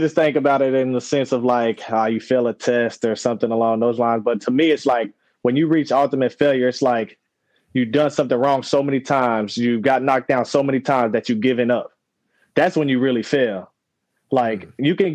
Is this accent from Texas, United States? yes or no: no; Northern Kentucky, United States; I grew up in Northern Kentucky.